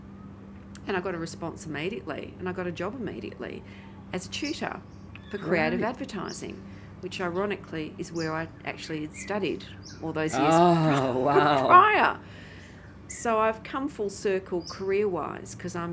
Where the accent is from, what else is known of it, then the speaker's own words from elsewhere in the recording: Perth, Western Australia, Australia; moved away as an adult; also born or lived in Sydney; now in Perth, Australia; coming back to Perth would be a natural thing for me